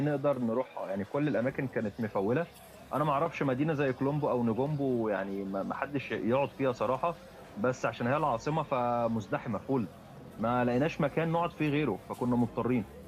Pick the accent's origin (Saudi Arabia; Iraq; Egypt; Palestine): Egypt; moved away as an adult; احنا احنا مصريين